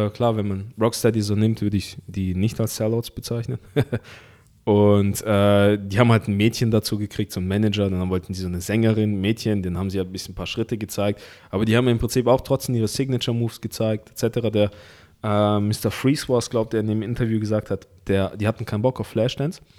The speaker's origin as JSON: {"language": "German", "country": "Russia", "said": "das sah ja übel aus, als wo ich herkomme aus Russland."}